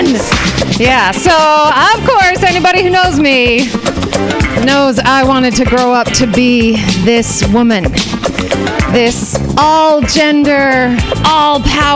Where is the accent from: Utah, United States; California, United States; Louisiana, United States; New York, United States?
Utah, United States; moved away; I grew up in Utah